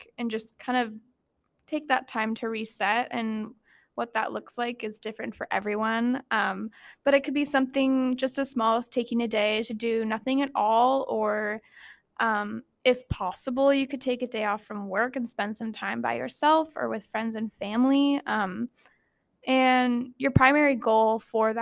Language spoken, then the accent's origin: English; Rogue Valley, Oregon, United States; I'm from the Rogue Valley, so there's lots of like places to go and hike and stuff